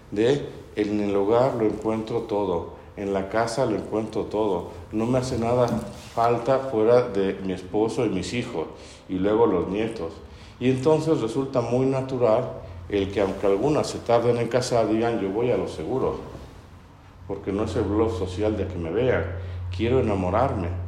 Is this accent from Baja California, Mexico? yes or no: no; Puebla, Mexico; Varios de los que estamos acá presentes somos poblanos y sabemos por nuestros papás y abuelos que socialmente somos muy elitistas.